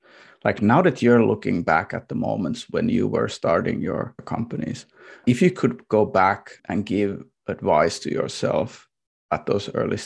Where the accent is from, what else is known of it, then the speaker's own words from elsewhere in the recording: Warsaw, Masovian Voivodeship, Poland; English is a second language; So there was like a, this kind of like glass, I would say, cutting industry in where I grew up in Varsoy, where the family business was booming until the late 90s when it all crashed with the Soviet market sort of going away.